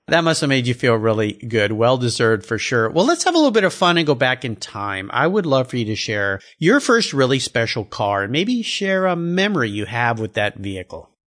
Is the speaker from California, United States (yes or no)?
yes; San Diego, California, United States; I grew up down in La Jolla, S, uh, San Diego